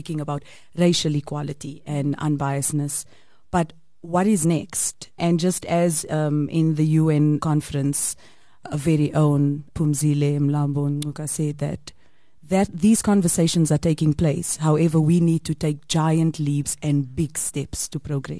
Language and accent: English; South Africa